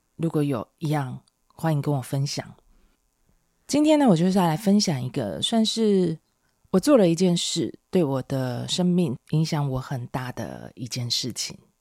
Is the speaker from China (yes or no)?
no; Taiwan; 我是台湾人